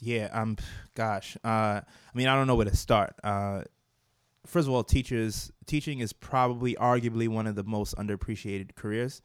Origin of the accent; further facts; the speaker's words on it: New York City, New York, United States; also born or lived in Brooklyn, New York; I was raised uh, in Staten Island, and I lived a good portion of my life in Staten Island